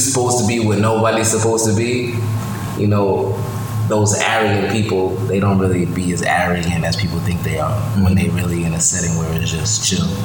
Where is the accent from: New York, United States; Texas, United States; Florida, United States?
New York, United States; I'm from New York, I got New York culture